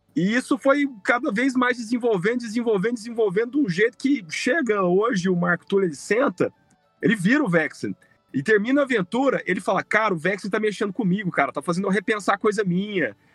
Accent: Brazil; sou brasileiro, eu amo o Brasil, eu sou apaixonado pela nossa terra

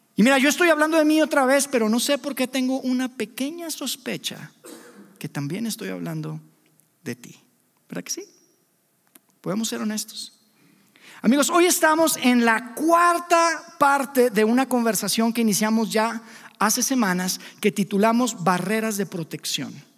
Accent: Mexico; Somos libres, somos mexicanos independientes

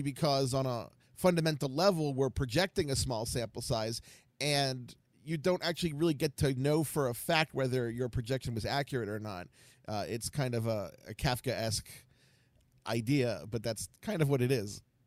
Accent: Baltimore, Maryland, United States; now in Ohio, United States; I am from Baltimore, but I live in Ohio

